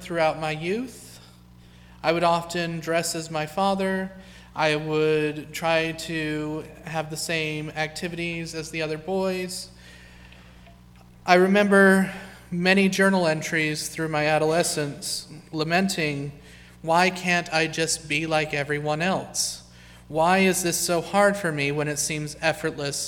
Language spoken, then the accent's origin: English; Ogden, Utah, United States; I was born in Ogden, Utah, during the height of the Reagan administration